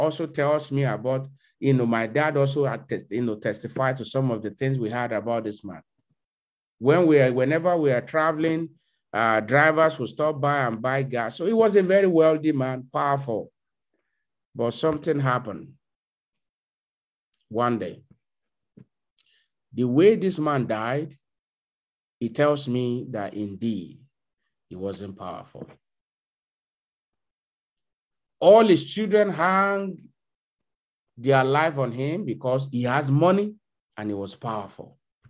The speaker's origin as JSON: {"language": "English", "country": "Nigeria", "tie": "born or raised there", "moved": "yes", "said": "a young brother like me in my hometown back in Nigeria"}